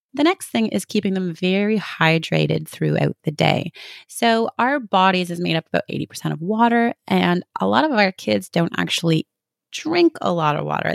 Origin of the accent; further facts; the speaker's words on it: Canada; I'm from Canada. We spend half our years with snow